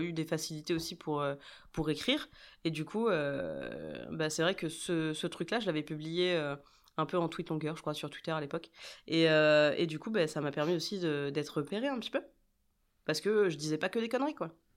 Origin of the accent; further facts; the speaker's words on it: Brest, Brittany, France; also born or lived in Rennes; je viens de, de Brest, comme. Bah, comme Jérém euh, et et euh, j'ai fait mes études, euh, mes études là-bas